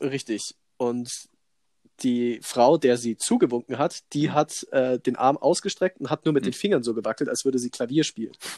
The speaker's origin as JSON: {"language": "German", "area": "Allgäu", "region": "Bavaria", "country": "Germany", "said": "bei uns hier in der Region, also bei uns im Allgäu"}